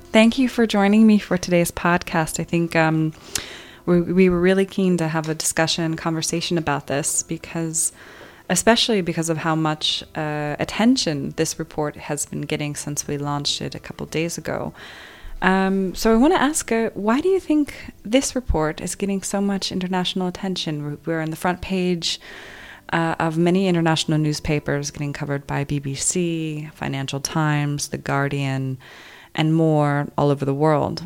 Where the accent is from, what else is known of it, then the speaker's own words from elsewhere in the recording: United States; as an American